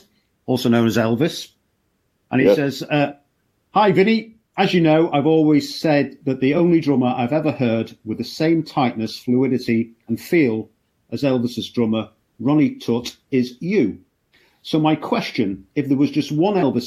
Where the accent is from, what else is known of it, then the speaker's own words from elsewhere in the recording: Liverpool, North West England, United Kingdom; moved away; I'm from Liverpool originally